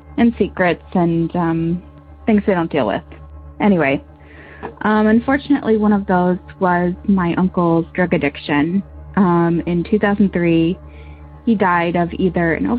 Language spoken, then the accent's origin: English; Michigan, United States; We're from Michigan.